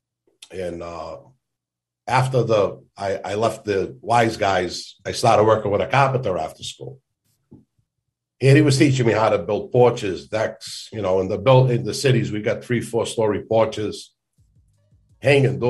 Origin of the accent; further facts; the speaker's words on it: Boston, Massachusetts, United States; moved away as an adult; also born or lived in North End, Boston / Phoenix, Arizona / Tennessee; growing up in East Boston with my friends, and we'd be out at 2, 3 in the morning playing in the streets